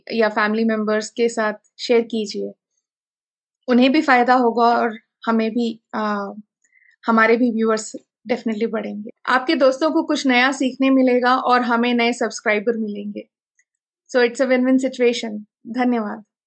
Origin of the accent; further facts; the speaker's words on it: Belgaum, Karnataka, India; मैं बेलगम से हूँ